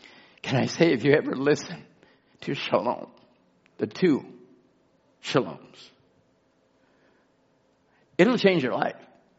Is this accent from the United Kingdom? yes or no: yes; England, United Kingdom; now in Chilliwack, Canada; You can't identify with anything that is, I was brought up in England or came from England or the British.